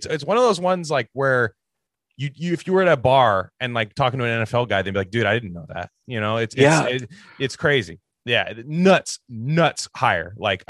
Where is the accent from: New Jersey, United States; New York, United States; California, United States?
California, United States; Niner country; I grew up in Niner country.